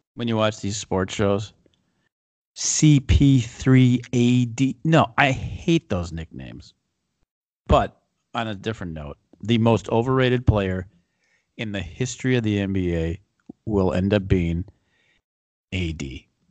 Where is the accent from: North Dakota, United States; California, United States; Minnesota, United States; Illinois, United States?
Minnesota, United States; We're from Minnesota